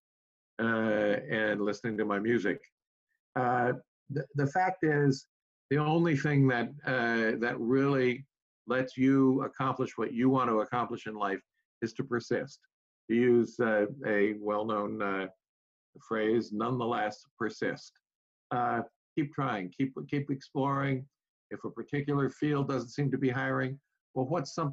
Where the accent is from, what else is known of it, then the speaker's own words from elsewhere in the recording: Southern California, United States; moved away as an adult; I grew up in Southern California